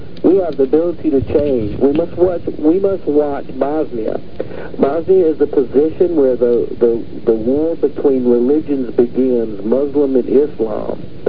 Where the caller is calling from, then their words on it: Minneapolis, Minnesota, United States; From Minneapolis, all right.